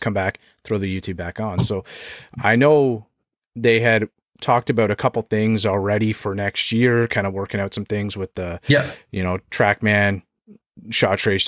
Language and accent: English; Canada